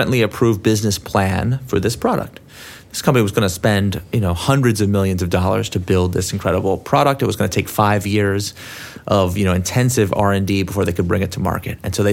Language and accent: English; Silicon Valley, California, United States; also born or lived in San Francisco; I'm from Silicon Valley